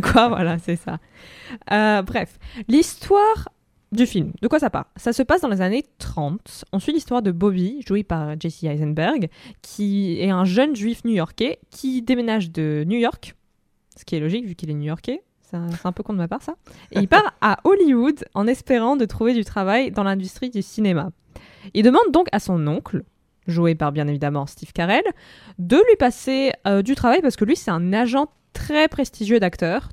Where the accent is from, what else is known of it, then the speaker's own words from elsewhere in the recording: Russia; moved away; Moi, en tant que russe